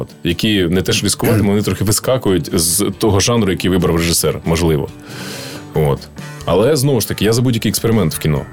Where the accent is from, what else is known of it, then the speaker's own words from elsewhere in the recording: Ukraine; нам, українцям